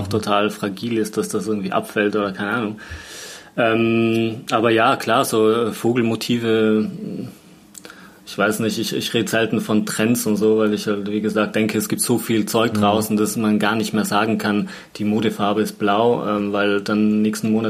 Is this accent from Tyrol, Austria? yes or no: yes; Tyrol, Austria; Ich erinnere mich noch in, in, in Tirol, wo ich aufgewachsen bin, hatte jemand früher einen, einen Pfau im Garten.